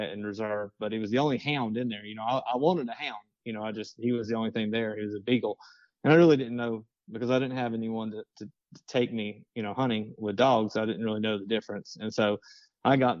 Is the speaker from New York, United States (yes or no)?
no; Clover, South Carolina, United States; also born or lived in Florida; I'm from Clover, South Carolina.